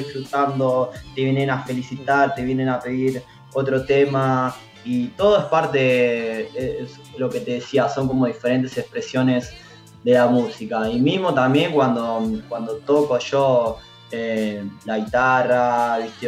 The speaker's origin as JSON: {"language": "Spanish", "town": "Mar del Plata", "region": "Buenos Aires Province", "country": "Argentina", "moved": "as an adult", "lives_now": "Buenos Aires, Argentina", "said": "soy Mar del Plata"}